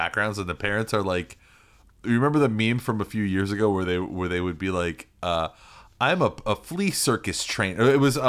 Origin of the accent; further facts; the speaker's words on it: Brisbane, Queensland, Australia; I'm from Brisbane, Australia.